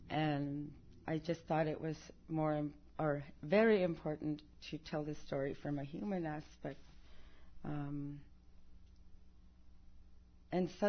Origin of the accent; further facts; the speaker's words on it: Alaska, United States; first language Yupik; English is a second language; it's very important for me to tell it in the Yupik language, my mother language.